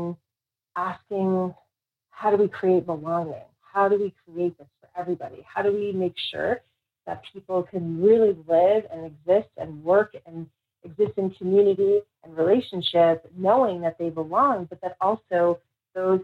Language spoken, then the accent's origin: English; New York City, New York, United States; where I grew up in the Bronx